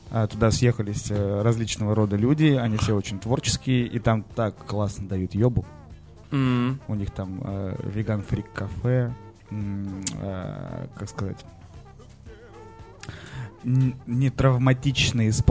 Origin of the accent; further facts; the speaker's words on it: Novosibirsk, Novosibirsk Oblast, Russia; А мы же из Новосибирска думали, что это просто колокола.